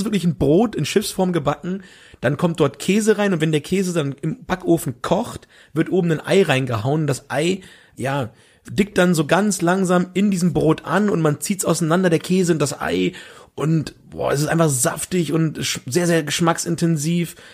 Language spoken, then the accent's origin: German; southern Lower Saxony, Germany; aus Südniedersachsen, da sagt man das so.